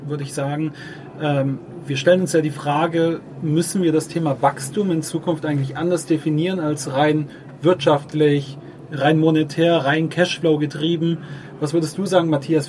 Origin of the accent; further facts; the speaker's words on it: Ulm, Baden-Württemberg, Germany; deine als auch meine Heimatstadt Ulm